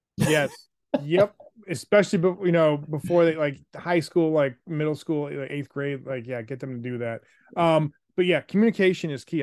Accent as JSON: {"language": "English", "town": "Buffalo", "region": "New York", "country": "United States", "tie": "born or raised there", "said": "I was the youngest of three, grew up in Buffalo."}